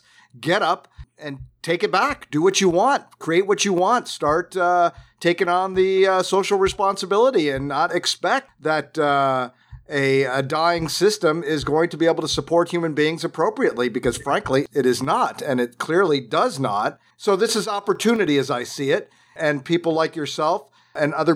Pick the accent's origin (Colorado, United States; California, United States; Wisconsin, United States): California, United States; Southern; I grew up in Southern California